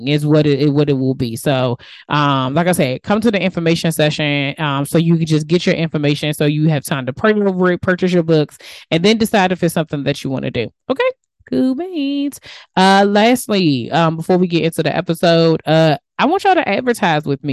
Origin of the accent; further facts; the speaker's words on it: United States; accent: DMV; my DMV accent